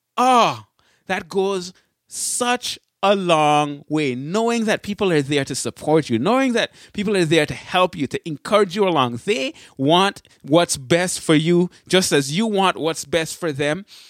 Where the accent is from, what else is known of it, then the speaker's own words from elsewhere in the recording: Berrien Springs, Michigan, United States; I say I'm from Michigan. And when they ask, "Where, hey, where in Michigan?" It's always the same thing. I say, "Berrien Springs, Michigan."